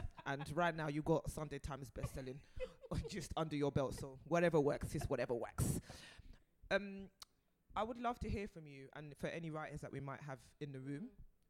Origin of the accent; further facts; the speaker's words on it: Brixton, London, United Kingdom; And growing up in Brixton has its pros and its cons.